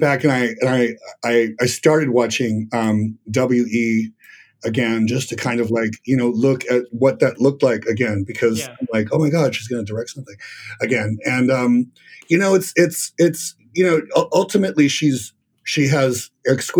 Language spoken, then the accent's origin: English; Los Angeles, California, United States; moved away as an adult; also born or lived in Argentina / San Diego / Las Vegas; now in New York City, United States; I moved to LA when I was a kid, and I lived in LA until I was in my mid 20s